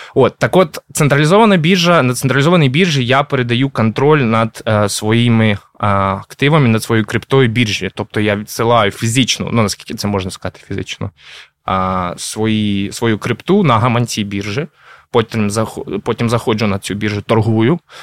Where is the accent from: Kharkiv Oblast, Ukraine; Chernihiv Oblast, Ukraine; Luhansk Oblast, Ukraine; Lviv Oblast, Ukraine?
Kharkiv Oblast, Ukraine; Kharkiv; я сам з Харкова